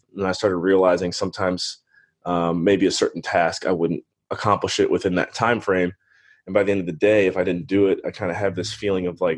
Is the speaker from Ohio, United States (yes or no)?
yes; Cleveland, Ohio, United States; moved away as an adult; also born or lived in Western Pennsylvania / Belize; Born and raised in Cleveland, Ohio. Was there for the first 18 years of my life